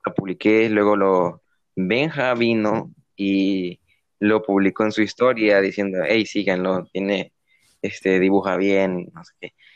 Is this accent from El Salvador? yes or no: yes; San Miguel, El Salvador; also born or lived in San Salvador; yo originalmente nací en mi ciudad natal, que es aquí, San Miguel, ¿verdad? que es donde vivo actualmente